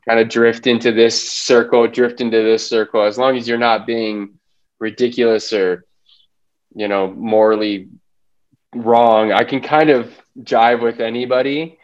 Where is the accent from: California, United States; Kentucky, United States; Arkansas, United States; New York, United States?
California, United States; Los Angeles; also born or lived in Boston; I grew up in Los Angeles County, Valley kid.